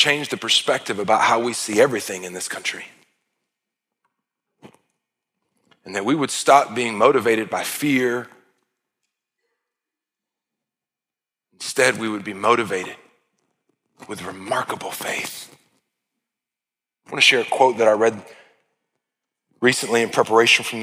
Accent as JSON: {"language": "English", "country": "United States", "tie": "born or raised there", "said": "I was blessed beyond measure to be born in this country."}